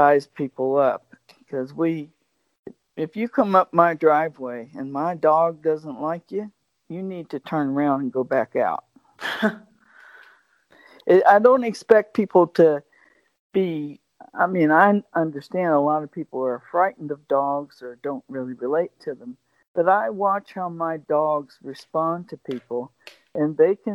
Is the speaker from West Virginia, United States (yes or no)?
yes; West Virginia, United States; I didn't have the most easy life growing up, especially in growing up in West Virginia and in the mountains in the 50s and 60s